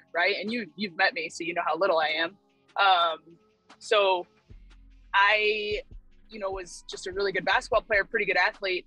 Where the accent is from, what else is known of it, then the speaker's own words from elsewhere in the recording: Azusa, California, United States; I'm from Southern California. Mm-hmm. So like greater Los Angeles area. I grew up in a city called Azusa, California